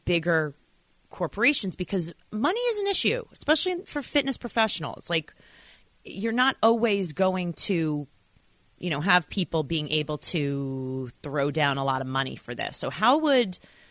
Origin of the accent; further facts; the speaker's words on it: New York, United States; I'm from New York